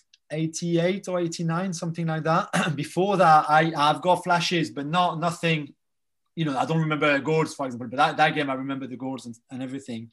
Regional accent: Paris, Île-de-France, France; moved away; I was born in Paris in the 12th arrondissement, which is Bastille for the listeners who know the capital, the city. Pure Parisian family

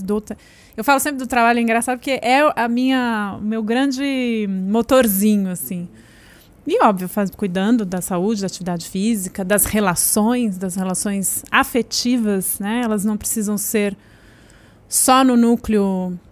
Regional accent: São Paulo, Brazil; Eu sou da Zona Oeste de São Paulo, de Pinheiros

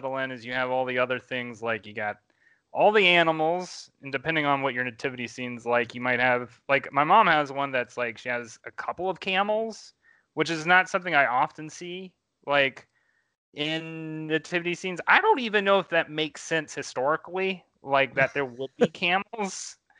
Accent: Louisiana, United States; But I mean, I'm from Louisiana. We do weird things like putting baby Jesus in cake, you know?

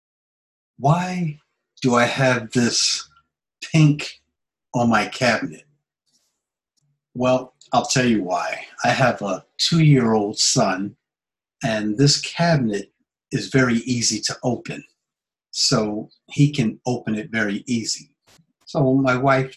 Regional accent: United States; moved away as an adult; now in Japan; I'm an American

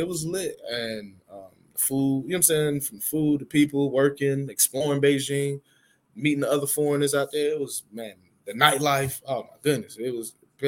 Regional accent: Atlanta, Georgia, United States; I'm from Atlanta, a.k.a. the city of finesse

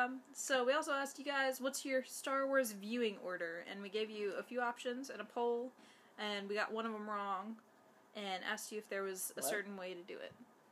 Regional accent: North Carolina, United States; I'm from North Carolina

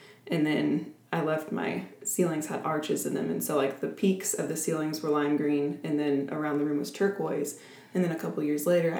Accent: Oklahoma City, Oklahoma, United States; I grew up in Oklahoma City my entire life, was born and raised in Oklahoma

